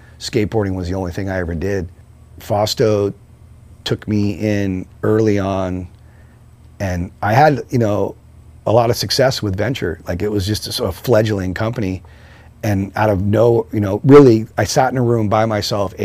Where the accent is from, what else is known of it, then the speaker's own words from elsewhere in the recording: San Francisco, California, United States; I grew up in San Francisco, I got moved to the suburbs, but I was always back in the city